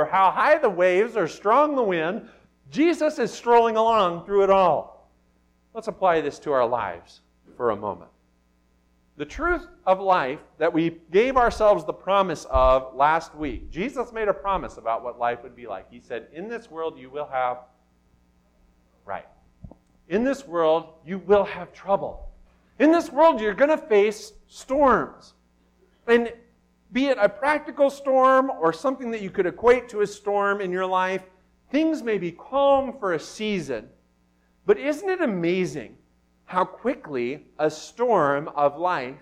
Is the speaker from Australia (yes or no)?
no; Miles City, Montana, United States; Growing up in Miles City, Montana, we were right on the bank of the Yellowstone River